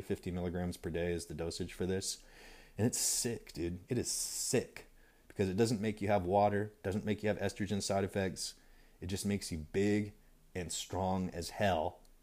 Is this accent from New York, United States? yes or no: no; California, United States; also born or lived in Idaho / Utah / Montana; I grew up in California and lived in several states around the West Coast, um, uh, Idaho, Utah, Montana, California